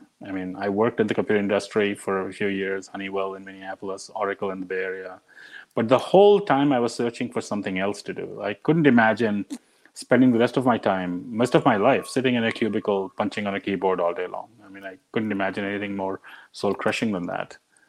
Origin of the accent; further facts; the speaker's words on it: India; But it all goes back to growing up in India. And I grew up in India in the 70s and in the early 80s.